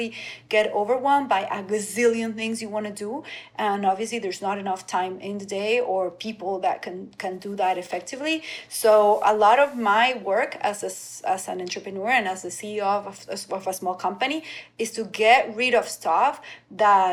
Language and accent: English; Venezuela; now in Miami, United States; I grew up in Venezuela, going to the beach every weekend